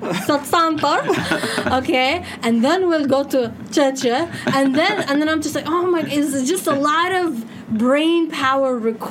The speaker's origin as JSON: {"language": "English", "town": "Ottawa", "region": "Ontario", "country": "Canada", "tie": "born or raised there", "moved": "yes", "lives_now": "Dubai, United Arab Emirates", "said": "I grew up in Ottawa."}